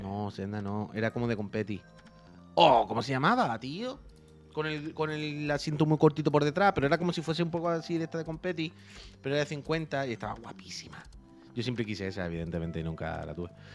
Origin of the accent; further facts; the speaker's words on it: Chiclana de la Frontera, Andalusia, Spain; also born or lived in Seville; cuando era niño en Chiclana con mi padre